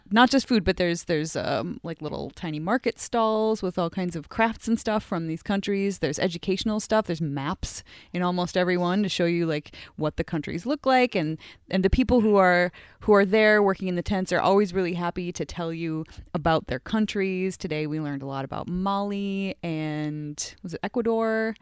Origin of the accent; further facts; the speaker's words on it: United States; now in Edmonton, Canada; my home country, United States